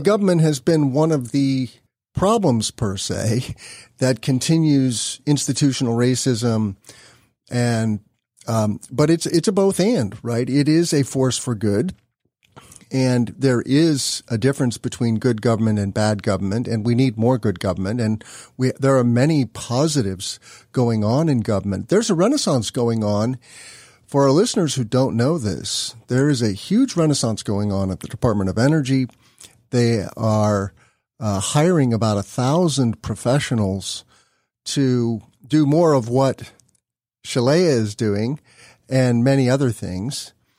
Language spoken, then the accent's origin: English; Illinois, United States; my home state of Illinois